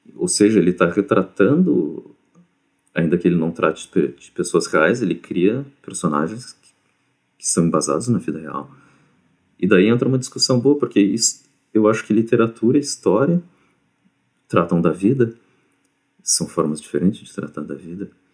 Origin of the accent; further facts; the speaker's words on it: Brazil; eu sou brasileiro